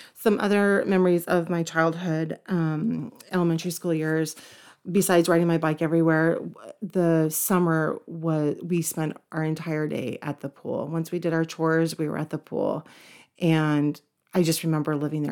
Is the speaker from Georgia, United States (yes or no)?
yes; Cherokee County / Forsyth County, Georgia, United States; also born or lived in Woodstock, Georgia; when we moved to Cherokee County from Forsyth County, they actually had a swim team. So my junior year, I was on the swim team